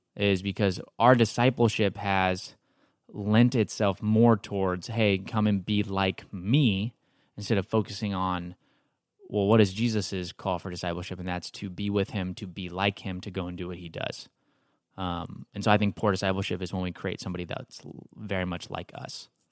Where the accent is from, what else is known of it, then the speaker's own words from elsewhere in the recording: Texas, United States; now in Marietta, United States; I'm from Texas.